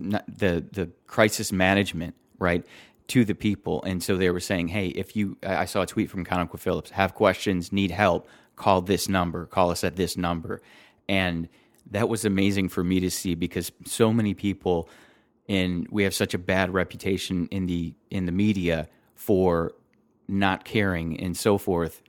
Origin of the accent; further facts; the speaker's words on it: Detroit, Michigan, United States; I come from Detroit